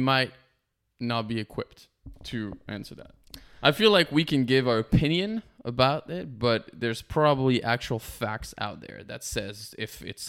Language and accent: English; France; moved away as an adult; also born or lived in Canada; now in Los Angeles, United States; I grew up in France since I was 18